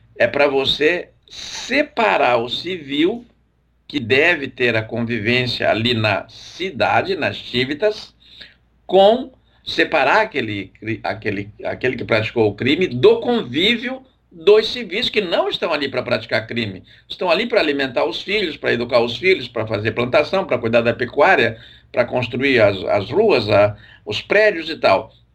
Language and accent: Portuguese; southern Brazil, Brazil; Eu que sou do Brasil meridional